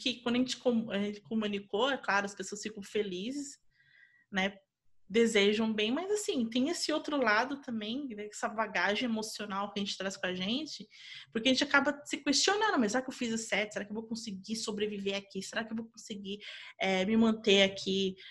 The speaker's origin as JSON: {"language": "Portuguese", "country": "Brazil", "moved": "as an adult", "lives_now": "United States", "said": "quando eu saí do Brasil"}